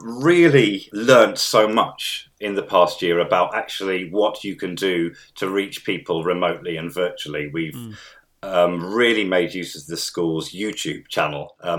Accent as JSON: {"language": "English", "region": "Midlands", "country": "United Kingdom", "tie": "born or raised there", "said": "But of course, I grew up in the Midlands"}